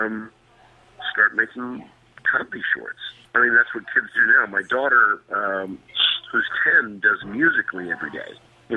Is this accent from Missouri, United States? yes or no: yes; Tipton, Missouri, United States; moved away as an adult; also born or lived in Columbia, Missouri / Chicago; now in Los Angeles, United States; I came from Tipton